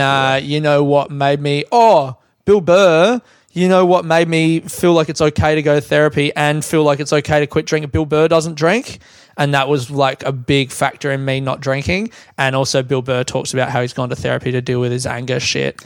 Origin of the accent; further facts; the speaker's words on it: Australia; also born or lived in London, United Kingdom; I built my um, identity in London around like I'm an Australian guy, and the joke that I had was now I'm back in Australia